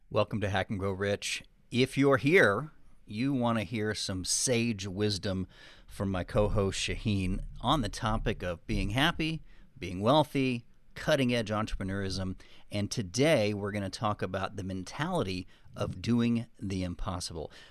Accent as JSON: {"language": "English", "region": "Texas", "country": "United States", "said": "I wasn't really perceived as a Texan. But it's interesting now that Austin's popular, now that the world is changing, you know, and the tax mm-hmm. issues, people are finding it's a pretty cool place. Um, but I do have an accent."}